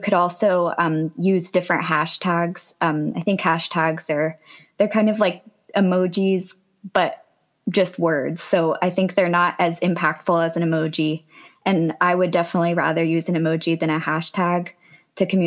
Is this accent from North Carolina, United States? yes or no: yes; Durham, North Carolina, United States; also born or lived in Wilmington, North Carolina; So I've lived in North Carolina my whole life. I was born in Wilmington, but then I've lived in Durham for, I think I've lived there since I was three. So that's definitely my hometown